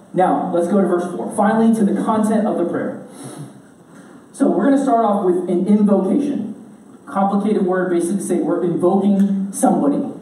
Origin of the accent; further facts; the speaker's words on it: United States; I grew up in America